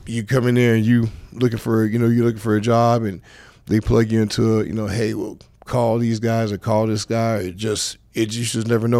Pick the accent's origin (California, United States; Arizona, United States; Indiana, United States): California, United States; Los Angeles; I'm from Saw Central Los Angeles